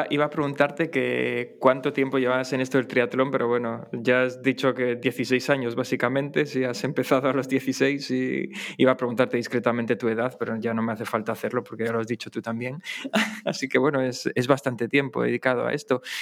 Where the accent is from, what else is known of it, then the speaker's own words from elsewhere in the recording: Asturias, Spain; Berto y yo somos los dos asturianos